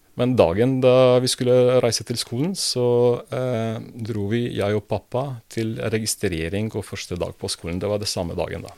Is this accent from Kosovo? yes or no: yes; Prizren, Kosovo; Norwegian is a second language; moved away as an adult; also born or lived in Belgrade, Serbia / Split, Croatia / Montenegro / Bosnia and Herzegovina; now in Drammen, Norway; Jeg har oppvokst i Prizren, uh, som er nå Kosovo